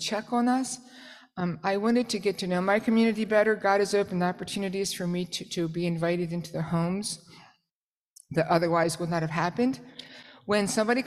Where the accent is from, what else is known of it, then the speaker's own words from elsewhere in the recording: New Jersey, United States; I'm from South Jersey